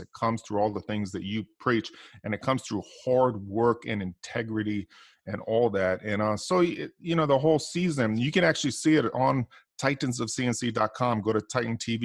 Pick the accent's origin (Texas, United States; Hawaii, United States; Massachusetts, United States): Hawaii, United States; when I grew up, you know, I, I come from Hawaii